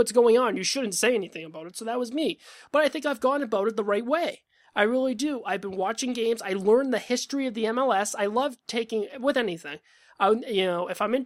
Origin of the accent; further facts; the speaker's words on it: Boston, Massachusetts, United States; I'm from Boston